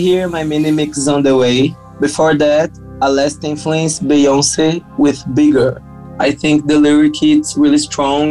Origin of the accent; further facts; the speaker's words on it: Brazil; we're producers from Brazil.